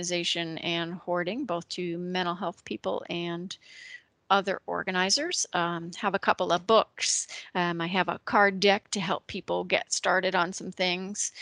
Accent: Connecticut, United States; moved away as an adult; now in Ohio, United States; I am originally from Connecticut.

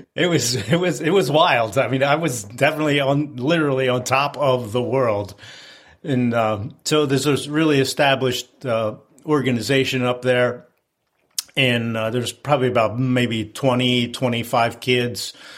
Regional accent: outside of Philadelphia, Pennsylvania, United States; I grew up outside of Philadelphia in the 60s and 70s

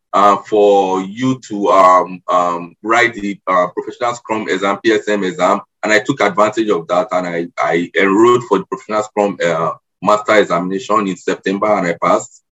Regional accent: Nigeria; moved away as an adult; also born or lived in Lagos, Nigeria; now in Canada; I am Nigerian. I I'm now a permanent resident in Canada. I immigrated here um, four months ago

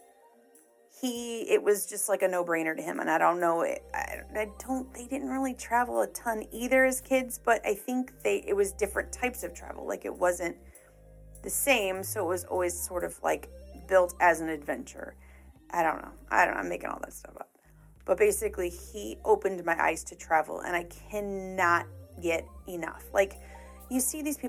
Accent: Indiana, United States; moved away as an adult; now in Missouri, United States; I grew up in Indiana.

